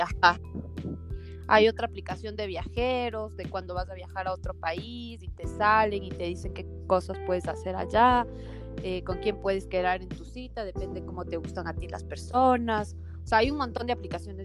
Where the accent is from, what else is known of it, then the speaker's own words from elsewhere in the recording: Ecuador; Nosotros no tenemos acento, según nosotros, según los ecuatorianos